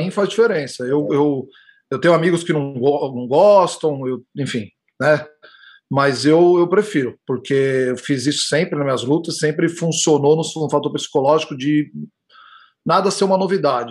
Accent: São Paulo, Brazil; moved away; Eu nasci em São Paulo, sou, sou de São Paulo

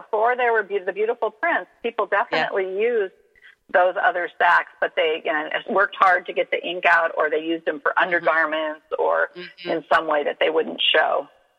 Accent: Southern California, United States; I'm from Southern California

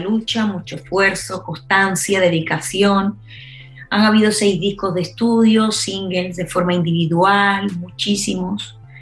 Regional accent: Spain; Soy la cantante española

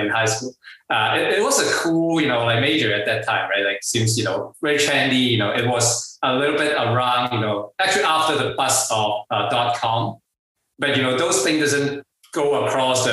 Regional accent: Hong Kong; moved away as an adult; now in United States; I actually born and raised in Hong Kong and even like finished my college degree there. I moved to the US around 12 years ago

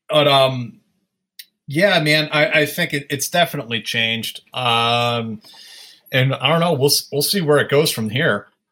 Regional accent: Sleepy Hollow, New York, United States; now in Brooklyn, United States; I grew up in Westchester County in Sleepy Hollow.

